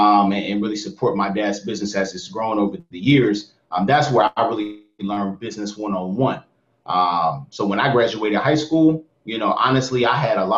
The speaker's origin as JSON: {"language": "English", "town": "Atlanta", "region": "Georgia", "country": "United States", "tie": "born or raised there", "also_born_or_lived": "San Francisco, California", "moved": "as an adult", "said": "I'm 29 years of age. Again … originally from my hometown is Atlanta, Georgia. So I'm an AT alien at heart."}